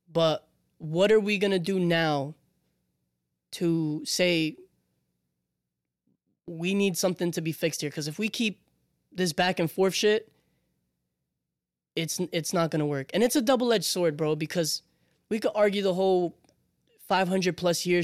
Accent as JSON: {"language": "English", "country": "Puerto Rico", "said": "I come from Puerto Rico."}